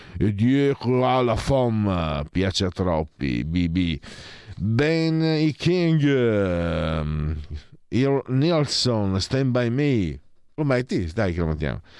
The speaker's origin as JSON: {"language": "Italian", "region": "Friuli-Venezia Giulia", "country": "Italy", "said": "io vengo dal Friuli"}